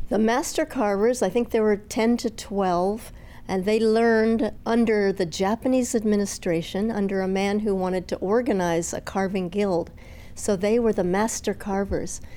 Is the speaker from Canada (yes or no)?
no; Palau; I grew up in Palau watching the storyboard carvers